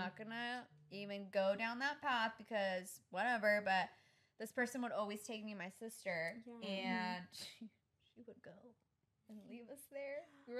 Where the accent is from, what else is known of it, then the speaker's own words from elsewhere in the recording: Los Angeles, California, United States; I grew up in Venice Beach.